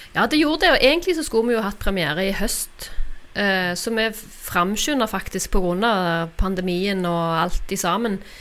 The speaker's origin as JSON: {"language": "Norwegian", "town": "Randaberg", "region": "Rogaland", "country": "Norway", "tie": "born or raised there", "lives_now": "Stavanger, Norway", "said": "født og oppvokst på Randaberg. Eh, Flytta til Stavanger i ungdommen, og der har jeg blitt"}